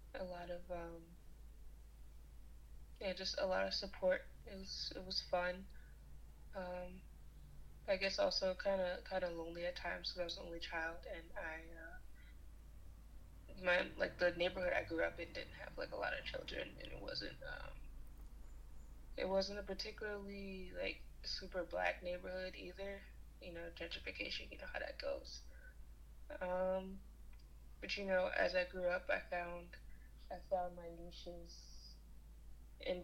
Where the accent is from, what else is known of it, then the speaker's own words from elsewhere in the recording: New York City, New York, United States; I am from New York, from Brooklyn, New York, born and raised